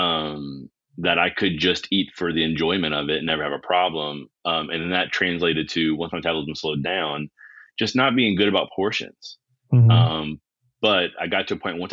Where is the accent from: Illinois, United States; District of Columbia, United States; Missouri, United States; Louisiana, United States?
Louisiana, United States; near New Orleans; I've lived within 40 minutes of New Orleans almost my entire life